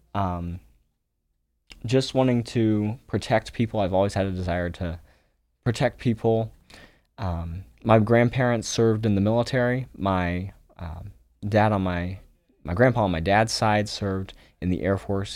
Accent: Springfield, Ohio, United States; also born or lived in Almaty, Kazakhstan; I grew up in Springfield, Ohio

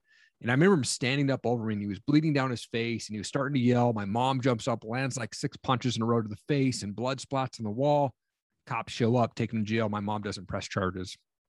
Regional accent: Tri-Cities, Washington, United States; also born or lived in Stevensville, Montana; And then they decided to move us from Washington State, where I grew up in Eastern Washington, a place called Tri-Cities out there. And they moved us to small town Montana, Stevensville, Montana, population 1,200 people.

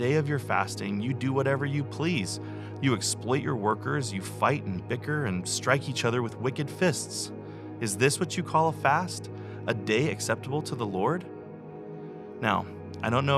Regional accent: United States; especially as an American follower of Christ

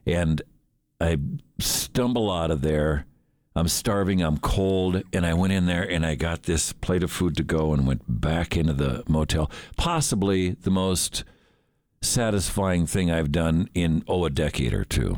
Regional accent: Minnesota, United States; I grew up in Minnesota

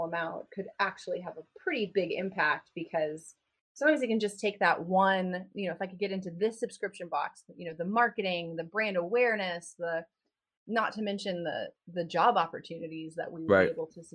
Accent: Dallas, Texas, United States; I grew up in Dallas and in East Texas

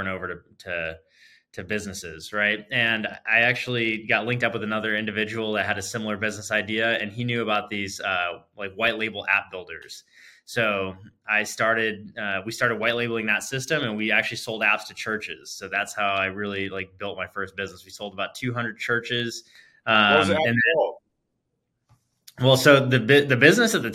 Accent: California, United States; moved away as an adult; now in Arizona, United States; California native, spent my whole life growing up there. So I grew up in Silicon Valley as well as Southern California.

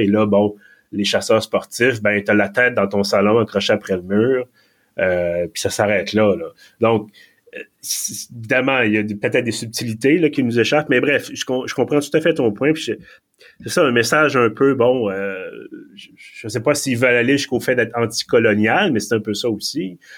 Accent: Quebec, Canada; accent: Quebec; je parlais en anglais avec mon accent du Québec

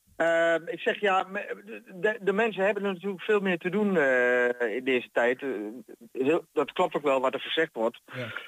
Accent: Almelo, Overijssel, Netherlands; now in Hengelo, Netherlands; ik ben 62, eh, geboren in Almelo. En eh, we wonen er vanaf mijn 28ste in Hengelo

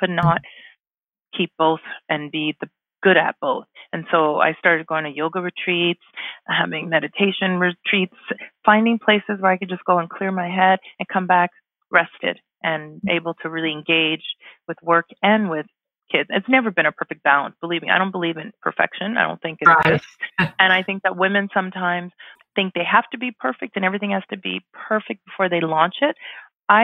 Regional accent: Canada; also born or lived in Ghana; I'm an immigrant myself in Canada here. I was born in Ghana in West Africa. We moved to Canada when I was 5. So for me, immigration is personal.

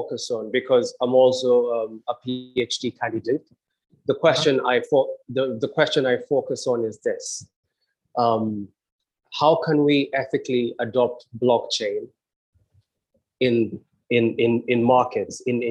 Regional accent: Kenya; also born or lived in England; now in Trinidad and Tobago; I went back to my home country, Kenya

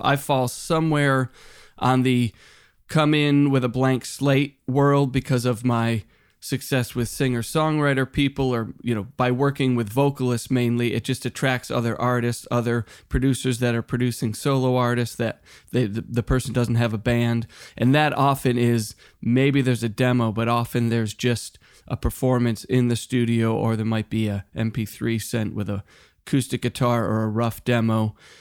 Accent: Western Massachusetts, United States; now in Los Angeles, United States; when I was a kid growing up in Western Mass

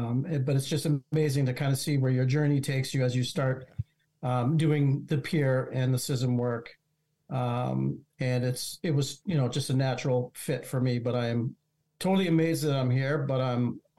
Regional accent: Massachusetts, United States; also born or lived in Vermont; now in New Hampshire, United States; I am originally from Massachusetts by way of Vermont for a few years and then back to New Hampshire

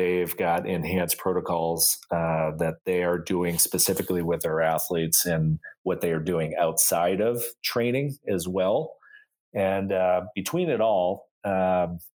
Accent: Buffalo, New York, United States; moved away as an adult; now in Salt Lake City, United States; my hometown of Buffalo, New York

